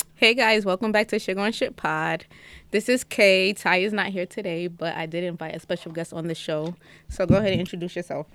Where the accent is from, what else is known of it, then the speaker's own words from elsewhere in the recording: New York City, New York, United States; also born or lived in Jamaican (father); now in Atlanta, United States; I am from Brooklyn